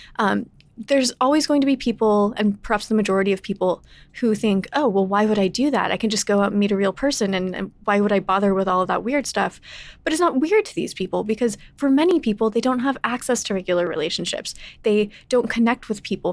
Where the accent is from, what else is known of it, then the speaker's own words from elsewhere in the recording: Texas, United States; I grew up in Texas.